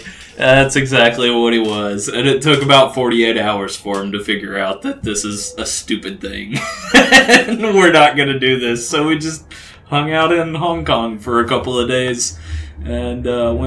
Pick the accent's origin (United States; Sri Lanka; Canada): United States; Camden, Arkansas; also born or lived in El Dorado, Arkansas; I was born in El Dorado and grew up in Camden, Arkansas.